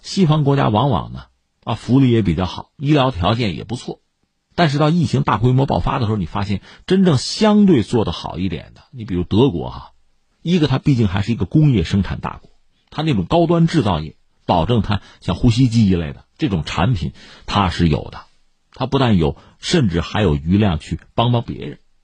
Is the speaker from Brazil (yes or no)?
no; China; 我们作为中国人